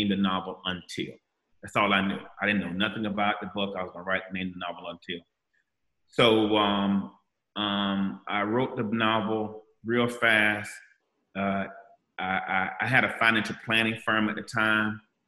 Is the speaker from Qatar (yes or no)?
no; Gainesville, Florida, United States; I'm from Gainesville, Florida